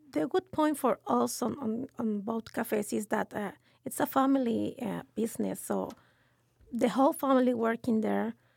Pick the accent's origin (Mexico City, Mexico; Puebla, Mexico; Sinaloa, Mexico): Mexico City, Mexico; English is a second language; moved away as an adult; now in San Antonio, United States; I am from Mexico City